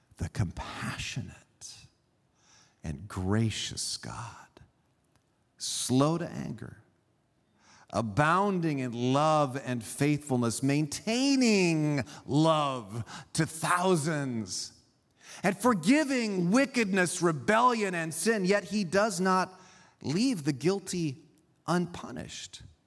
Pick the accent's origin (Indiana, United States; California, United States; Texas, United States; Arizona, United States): California, United States; I grew up here in California, but I was raised by Swiss immigrant parents